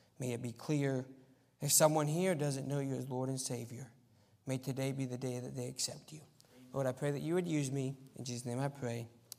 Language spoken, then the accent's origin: English; Argentina; You know, so I grew up in Argentina as a missionary kid, and that has some advantages because you learn the language at a younger age.